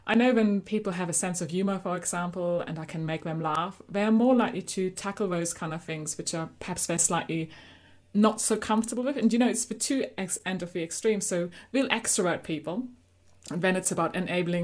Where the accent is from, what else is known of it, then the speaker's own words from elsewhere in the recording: Germany; accent: German; moved away; So you might have guessed by my accent, I'm actually originally from Germany